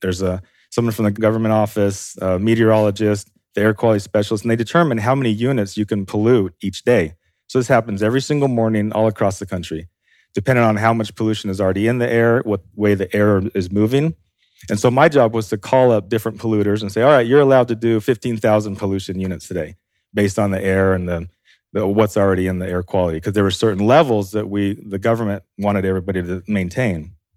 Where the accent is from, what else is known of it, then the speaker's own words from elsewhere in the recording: Idaho, United States; I'm from Idaho